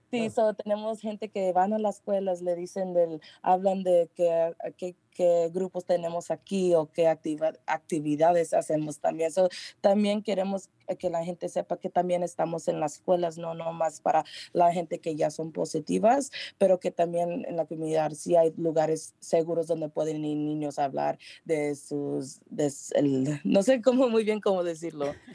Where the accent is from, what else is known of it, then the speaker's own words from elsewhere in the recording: San Rafael, California, United States; aquí en San Rafael, conozco mucho de Marin County, aquí nací, aquí vivo